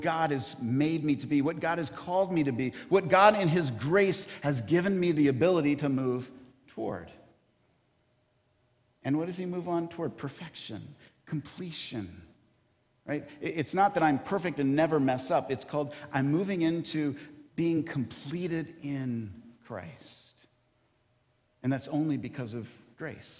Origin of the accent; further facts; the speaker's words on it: Kentucky, United States; moved away; I grew up in Kentucky